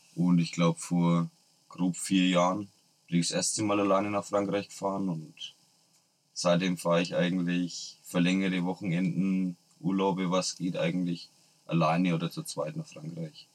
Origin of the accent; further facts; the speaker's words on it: Nuremberg, Bavaria, Germany; bei uns in Nürnberg